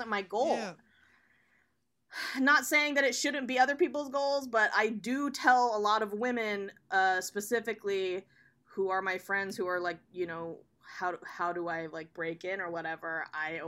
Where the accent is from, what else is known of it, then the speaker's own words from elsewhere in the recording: Oregon, United States; also born or lived in New York; now in Los Angeles, United States; I was born and raised in Oregon